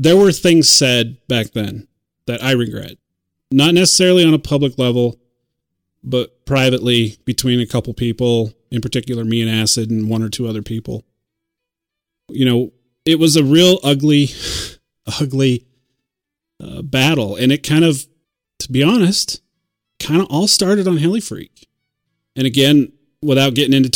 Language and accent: English; United States; being American